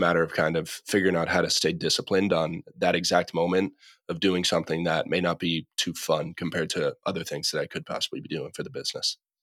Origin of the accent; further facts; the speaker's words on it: Massachusetts, United States; now in Los Angeles, United States; I'm from Massachusetts, now living out in Los Angeles.